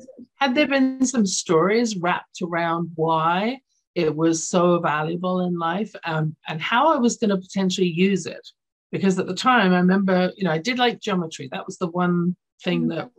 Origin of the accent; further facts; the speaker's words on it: London, United Kingdom; now in Canada; I grew up in London, England, so my school system was different